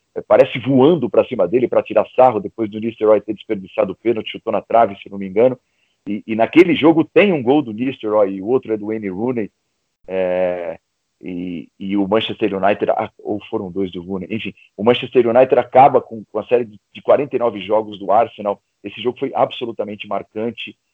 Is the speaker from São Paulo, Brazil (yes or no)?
yes; ABC region, Greater São Paulo, Brazil; na região do ABC, de onde eu venho, né? aqui em São Paulo, na região da grande, do Grande ABC, que é na Grande São Paulo.